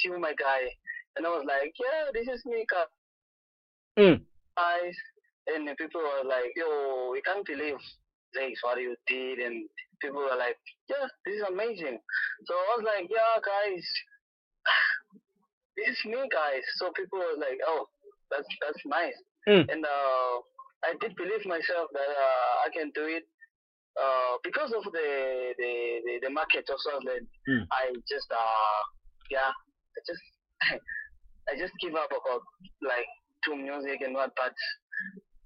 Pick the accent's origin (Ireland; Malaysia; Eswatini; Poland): Eswatini; when I'm talking about my location, it's too close to Mpumalanga, Three Copies, those places, so I'm too close